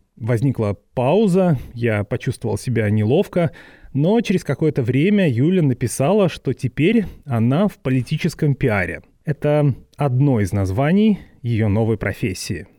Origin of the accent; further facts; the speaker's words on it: Vorkuta, Komi Republic, Russia; Последний раз мы видели друг друга в Воркуте, где выросли